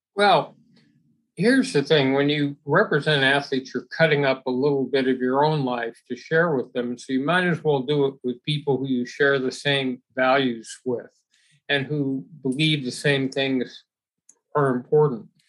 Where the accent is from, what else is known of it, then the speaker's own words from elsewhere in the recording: Los Angeles, California, United States; growing up in Los Angeles